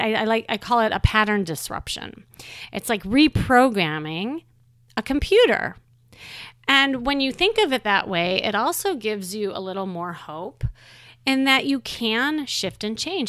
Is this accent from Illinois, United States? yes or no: yes; Chicago, Illinois, United States; moved away; I'm from Chicago, and when, um, I lived there, I had a very traditional life there